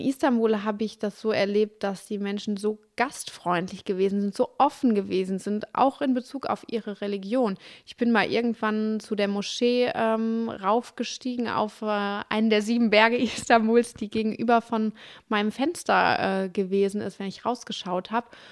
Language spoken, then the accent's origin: German; Duisburg, North Rhine-Westphalia, Germany; also born or lived in Dortmund / Cologne; ich komme aus Duisburg, ich habe in Dortmund studiert und nachher in Köln gelebt